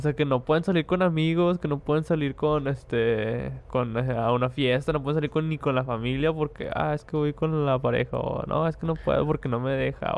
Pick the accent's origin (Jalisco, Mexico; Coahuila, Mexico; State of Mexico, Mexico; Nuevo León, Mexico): Nuevo León, Mexico; Monterrey; somos regios. Los que son aquí de Monterrey saben que es hacer una carnita asada.